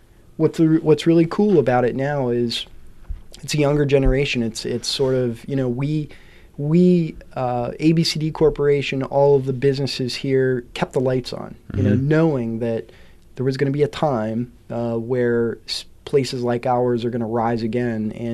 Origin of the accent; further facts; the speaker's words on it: Hollidaysburg, Pennsylvania, United States; moved away as an adult; also born or lived in Altoona, Pennsylvania / Duncansville, Pennsylvania / Washington, D.C.; I was born in in Altoona. Grew up in Hollidaysburg, Duncansville. So it's my home. It's my hometown.